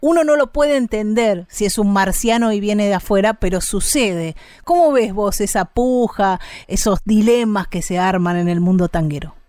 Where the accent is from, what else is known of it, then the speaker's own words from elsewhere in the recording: Bahía Blanca, Buenos Aires Province, Argentina; moved away; Yo soy de Bahía Blanca, ciudad de la provincia de Buenos Aires